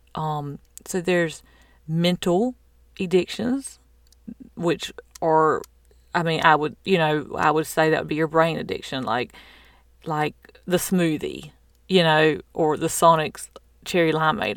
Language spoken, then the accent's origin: English; the South, United States; I'm from the South